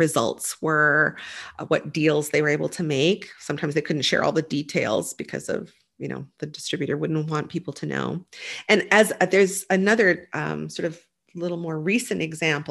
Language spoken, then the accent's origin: English; Nova Scotia, Canada; I grew up in Nova Scotia